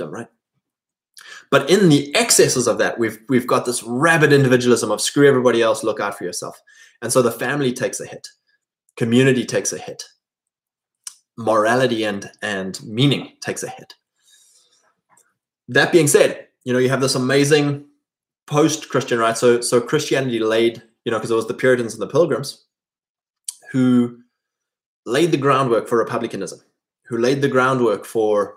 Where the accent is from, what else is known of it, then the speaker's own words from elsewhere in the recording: Drakensberg, KwaZulu-Natal, South Africa; moved away as an adult; farming families in my area that I grew up in South Africa.